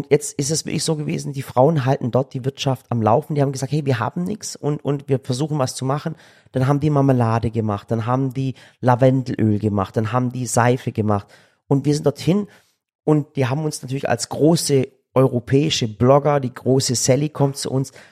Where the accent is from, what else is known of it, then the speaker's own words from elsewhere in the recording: Yozgat, Yozgat Province, Turkey; krass, ihr seid gerade dort, wo ich herkomme. Ich wusste gar nicht, dass es so schön ist.